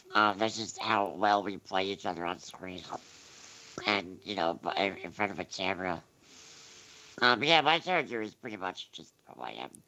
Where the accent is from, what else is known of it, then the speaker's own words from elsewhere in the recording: New Jersey, United States; I'm from New Jersey